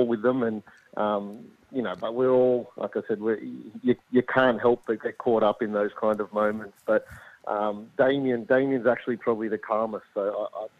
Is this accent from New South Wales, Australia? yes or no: yes; Sydney, New South Wales, Australia; moved away as an adult; now in Adelaide, Australia; I'm from Sydney. I'd been away for about 12, 13 years.